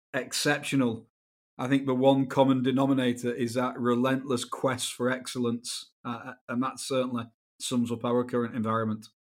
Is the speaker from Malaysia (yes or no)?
no; Wigan, North West England, United Kingdom; where I was brought up in England, uh, a, a t, a town in the northwest called Wigan